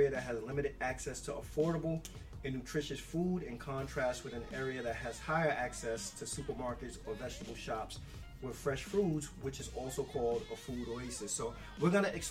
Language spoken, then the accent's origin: English; New York City, New York, United States; growing up in the Bronx, we may have had a bodega in every corner